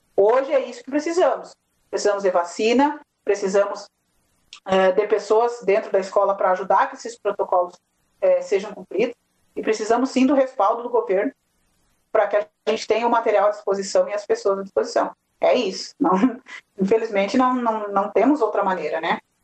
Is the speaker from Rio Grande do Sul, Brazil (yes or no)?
yes; Nova Palma, Rio Grande do Sul, Brazil; eu sou aqui de Nova Palma